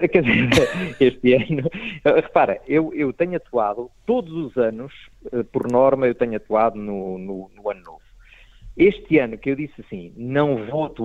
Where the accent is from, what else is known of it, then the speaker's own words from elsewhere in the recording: Proença-a-Nova, Castelo Branco, Portugal; a primeira vez que eu digo uh, ah, vou atuar à minha terra foi, uh, portanto, a Portimão já tinha atuado várias vezes, mas há um dia que eu vou a Provença Nova.